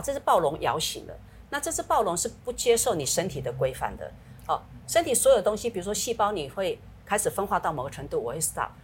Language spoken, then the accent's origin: Chinese; Taiwan; 我们台湾话讲叫龙骨、龙骨哦